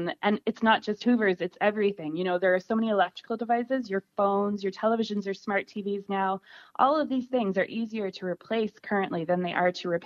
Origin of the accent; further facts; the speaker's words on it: Nova Scotia, Canada; moved away as an adult; now in Tipperary, Ireland; I'm originally from Nova Scotia on the east coast of Canada